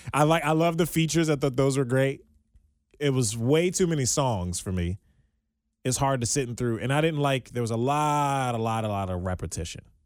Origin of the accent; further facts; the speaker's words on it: Maryland, United States; I'm from Maryland